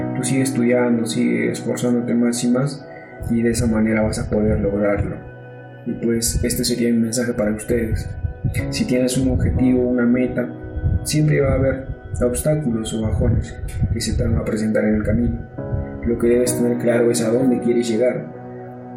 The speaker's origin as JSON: {"language": "Spanish", "region": "Ayacucho", "country": "Peru", "tie": "born or raised there", "moved": "yes", "lives_now": "Lima, Peru", "said": "soy natural de Ayacucho. Nací en el centro poblado de Atihuara, del distrito de Santiago Paucaray, que pertenece a la provincia de Sucre"}